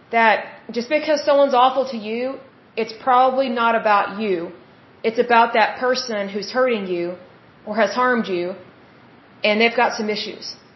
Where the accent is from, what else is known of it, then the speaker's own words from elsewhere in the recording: Oklahoma, United States; I'm from Oklahoma